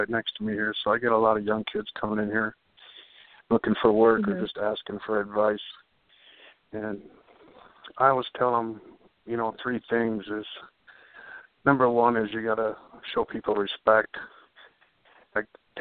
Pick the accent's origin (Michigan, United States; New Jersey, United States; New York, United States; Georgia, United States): Michigan, United States; Detroit; also born or lived in New Mexico; now in Phoenix, United States; I'm originally from Detroit, and I grew mm-hmm. up around cars, hot rods